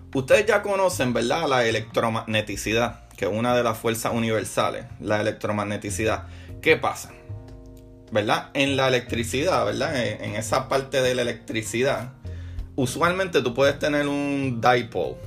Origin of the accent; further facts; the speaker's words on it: Puerto Rico; moved away; extraño la fiesta en mi país, en Puerto Rico